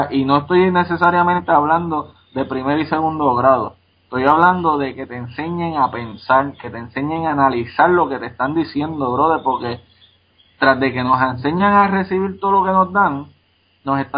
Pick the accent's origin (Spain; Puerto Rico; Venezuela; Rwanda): Puerto Rico; Paso Palma; a, a, fulanito de Ángeles o vamos a decirle Paso Palma, de donde soy yo, ¿quién es tu representante?